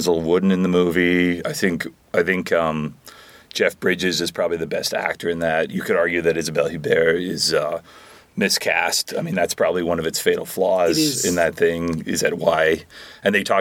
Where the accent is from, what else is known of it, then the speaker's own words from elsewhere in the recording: Calgary, Alberta, Canada; moved away; I'm from Calgary originally.